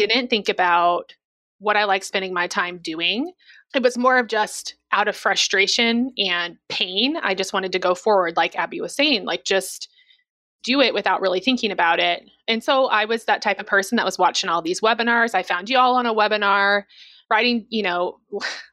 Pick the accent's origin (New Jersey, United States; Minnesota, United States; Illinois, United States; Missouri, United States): Missouri, United States; moved away; I'm also from Missouri.